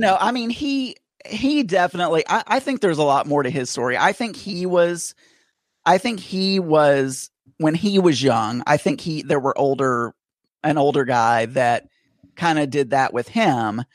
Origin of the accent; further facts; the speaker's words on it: South Arkansas, United States; I grew up in Arkansas and in a very small town, about six thousand people.